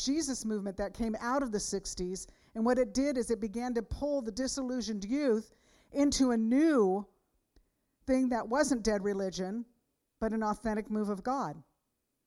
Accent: San Jose, California, United States; I grew up in San Jose

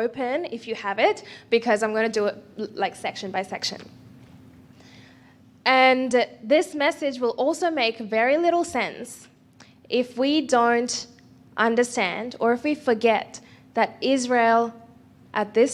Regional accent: India; as an Indian

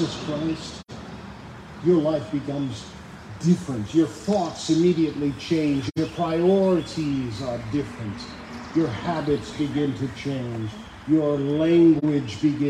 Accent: Detroit, Michigan, United States; moved away; I was born in Henry Ford Hospital in Detroit

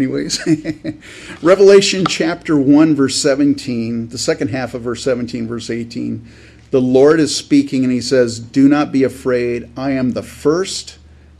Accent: California, United States; I grew up in California where there's rattlesnake

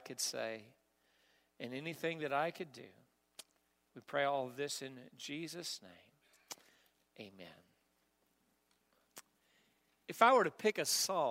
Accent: Missouri, United States; now in Kentucky, United States; I'm from Missouri

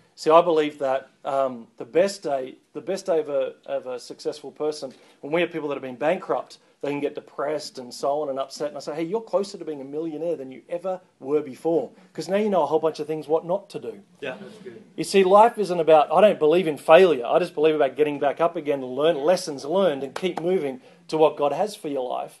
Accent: Australia; I'm not an American, I'm an Australian

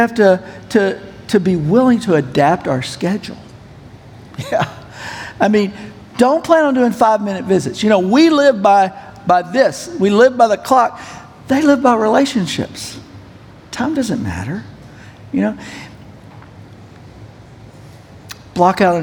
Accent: United States; also born or lived in Pakistan; I'm an American

